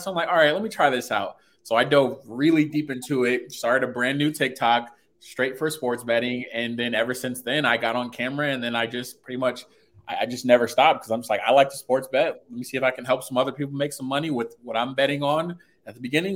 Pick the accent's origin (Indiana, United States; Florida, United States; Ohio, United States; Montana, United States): Indiana, United States; Fort Wayne; I'm from Fort Wayne, Indiana